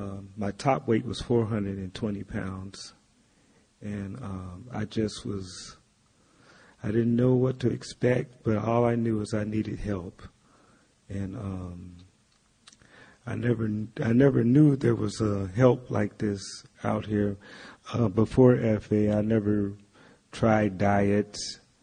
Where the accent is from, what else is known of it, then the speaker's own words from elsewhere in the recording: Valdosta, Georgia, United States; Actually, I'm from Valdosta, Georgia, which is a small town. And in Valdosta, Georgia, they were known for their truck stops.